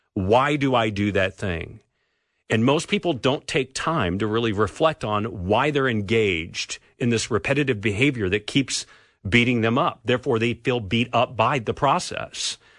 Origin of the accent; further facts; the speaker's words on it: California, United States; moved away; So I grew up in California.